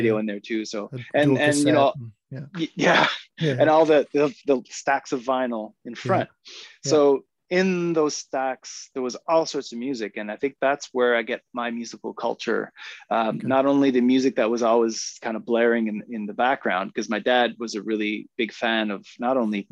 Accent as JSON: {"language": "English", "town": "Moncton", "region": "New Brunswick", "country": "Canada", "tie": "born or raised there", "said": "I grew up in Moncton. I wasn't born here, but I grew up here."}